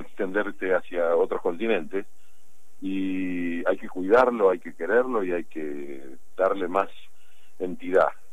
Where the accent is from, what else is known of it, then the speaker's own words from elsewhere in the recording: Avellaneda, Buenos Aires Province, Argentina; soy vecino de Avellaneda